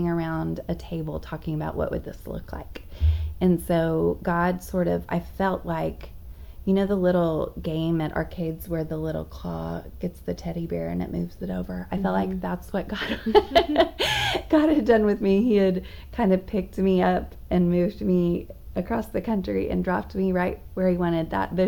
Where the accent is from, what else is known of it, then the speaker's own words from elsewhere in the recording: Dallas, Texas, United States; moved away as an adult; also born or lived in Charlotte, North Carolina; I grew up here in the Dallas area for the most part, and got married here